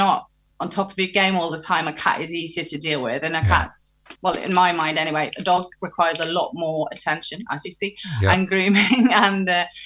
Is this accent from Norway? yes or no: yes; Norway; also born or lived in England; now in United Kingdom; I'm from Norway. So when I'm in Norway, I talk to her in Norwegian.